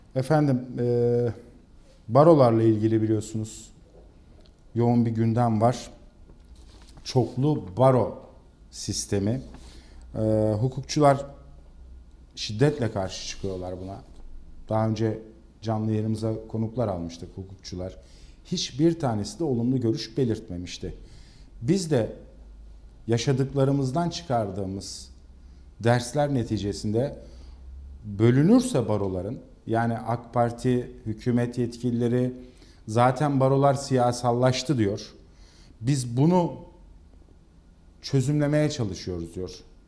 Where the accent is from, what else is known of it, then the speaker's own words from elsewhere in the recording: İzmir, Turkey; biz İzmirliler olarak